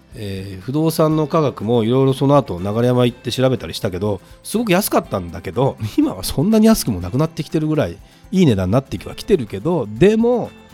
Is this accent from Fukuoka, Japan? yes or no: no; Hasuda, Saitama, Japan; 僕は埼玉の蓮田ってとこで育った